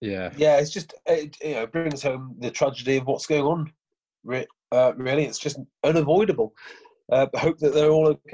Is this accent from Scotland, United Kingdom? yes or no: no; Wales, United Kingdom; officially I'm a Welshman.